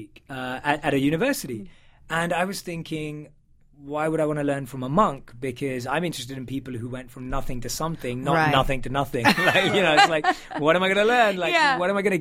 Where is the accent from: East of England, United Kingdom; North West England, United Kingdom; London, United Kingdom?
London, United Kingdom; London. So born and raised in London